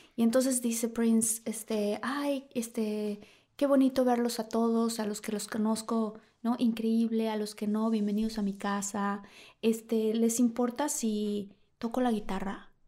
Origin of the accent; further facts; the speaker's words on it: Villahermosa, Tabasco, Mexico; moved away; yo que crecí en Villahermosa al lado de una laguna